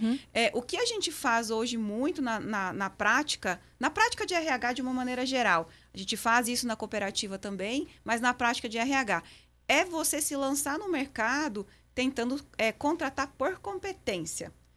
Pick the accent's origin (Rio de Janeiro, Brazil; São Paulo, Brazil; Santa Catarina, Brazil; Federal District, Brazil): Santa Catarina, Brazil; western; moved away as an adult; now in Patrocínio, Brazil; eu sou catarinense